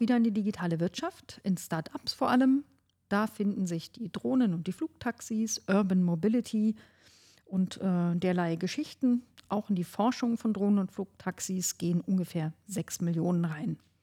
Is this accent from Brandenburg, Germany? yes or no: yes; Oberhavel district, northern Brandenburg, Germany; ich komme ja aus dem Landkreis Oberhavel im Norden von Brandenburg.